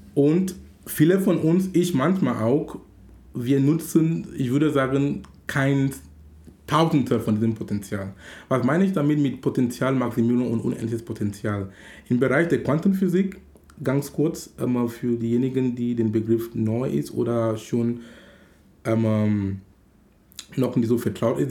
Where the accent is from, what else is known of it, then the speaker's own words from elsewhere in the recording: Cameroon; now in Hamburg, Germany; in Kamerun, wo ich herkomme